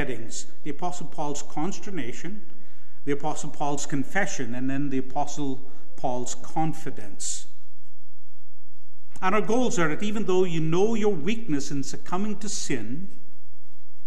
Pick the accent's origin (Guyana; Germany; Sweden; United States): Guyana; Guyana, my home country